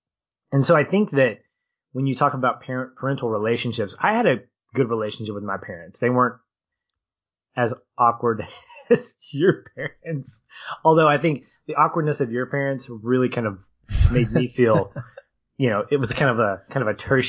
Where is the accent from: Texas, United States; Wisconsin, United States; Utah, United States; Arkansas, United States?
Arkansas, United States; accent: Southern; when people hear me talk, they're like, you don't sound like you're from Arkansas. And it's like, because I got rid of my Southern accent when I did theater.